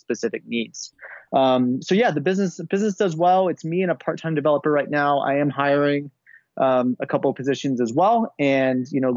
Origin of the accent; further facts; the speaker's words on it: United States; also born or lived in Switzerland; I am American, as you can tell, but I was living in Switzerland for a little while